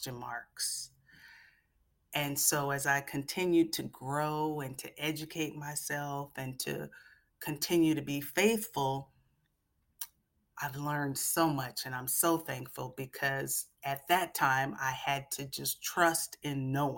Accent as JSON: {"language": "English", "town": "Seattle", "region": "Washington", "country": "United States", "tie": "born or raised there", "said": "Growing up in Seattle, full of nature, beautiful trees and lakes and rivers and water, and blackberry bushes has really grounded me from a very, very young age"}